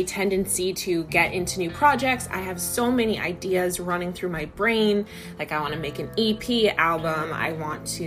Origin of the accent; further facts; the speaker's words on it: United States; As an American